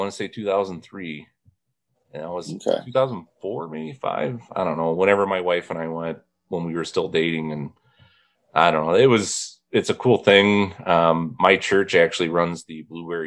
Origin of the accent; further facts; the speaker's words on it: Kankakee Marsh, northwest Indiana, United States; I grew up where the northwest corner of Indiana is all peat ground, and it wasn't farmed until they basically drained the Kankakee Marsh